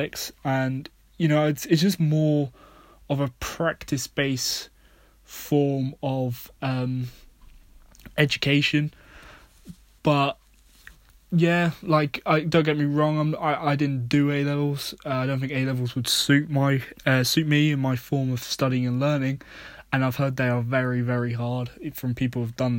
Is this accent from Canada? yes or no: no; United Kingdom; being British